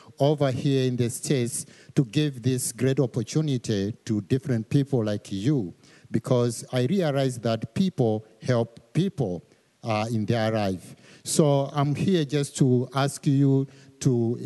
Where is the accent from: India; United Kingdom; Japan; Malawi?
Malawi; moved away as an adult; I'm from Malawi. Malawi is one of the smallest countries in Africa, and it's one of the poorest countries in the world. An average income for most of the families is around $500. Most of the people, they make a dollar a day. So I grew up in that kind of environment